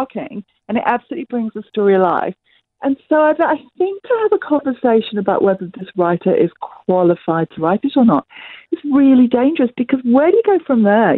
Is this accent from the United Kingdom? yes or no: yes; England, United Kingdom; now in New Zealand; my dad's Italian, but I grew up in England and I live in New Zealand.